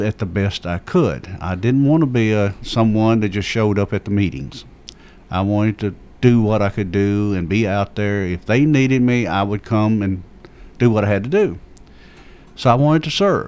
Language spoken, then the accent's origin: English; Rockville, United States; I come from the Rockville area where we had the Ruitons